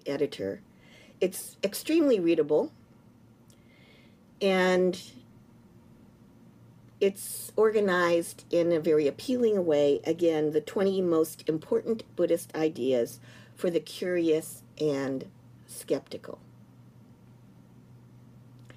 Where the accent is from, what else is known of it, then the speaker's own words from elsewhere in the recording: United States; I'm an American